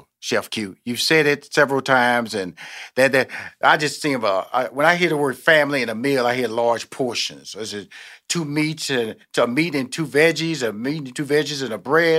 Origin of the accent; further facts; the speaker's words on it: Houston, Texas, United States; born there; I'm born in Houston, Texas.